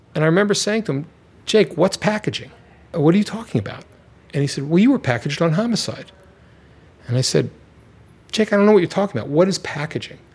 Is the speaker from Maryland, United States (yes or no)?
yes; Baltimore, Maryland, United States; I'm from Baltimore